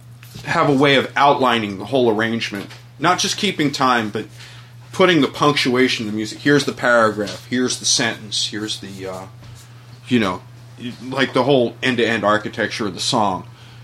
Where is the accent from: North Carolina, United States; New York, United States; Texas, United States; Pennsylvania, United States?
Pennsylvania, United States; Philadelphia; Oh, hell, I grew up in Philadelphia